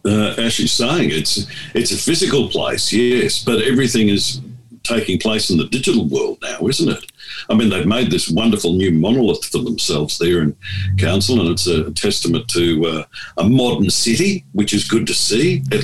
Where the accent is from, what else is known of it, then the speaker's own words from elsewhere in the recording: Townsville, Queensland, Australia; now in Ipswich, Australia; My old hometown, Townsville, I'm on their webpage. I grew up in Townsville, and it's a dead centre of town, literally.